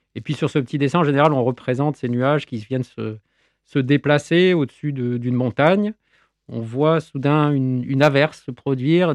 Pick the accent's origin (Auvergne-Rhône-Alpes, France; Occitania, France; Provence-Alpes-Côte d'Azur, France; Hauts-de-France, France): Occitania, France; Nîmes; Chez nous, à Nîmes